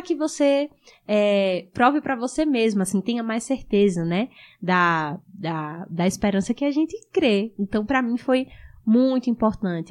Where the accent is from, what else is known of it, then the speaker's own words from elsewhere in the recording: Rio Grande do Norte, Brazil; moved away as an adult; also born or lived in Currais Novos, Rio Grande do Norte; now in Amazonas, Brazil; eu nasci lá, só que eu cresci em outra cidade, mais no interior